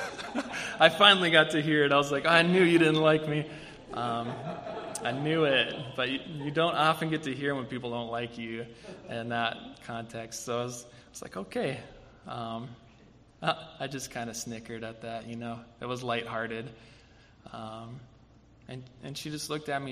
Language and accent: English; Bismarck, North Dakota, United States; growing up in Bismarck, North Dakota, no, no offense to Bismarck, it's a wonderful place to live and grow up